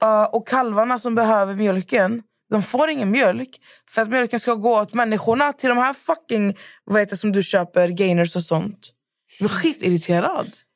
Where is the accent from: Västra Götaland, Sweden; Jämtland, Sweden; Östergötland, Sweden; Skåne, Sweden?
Västra Götaland, Sweden; Skövde; vi är från Skövde igen, vi är förslatta, det är mycket bönder.